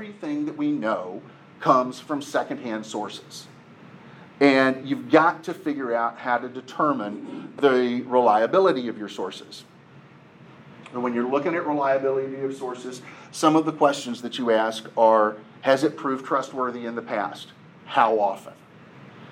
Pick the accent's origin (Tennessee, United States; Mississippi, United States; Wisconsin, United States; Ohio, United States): Tennessee, United States; Nashville; I live in Nashville, mostly because I was born in Nashville. My family lives in Nashville.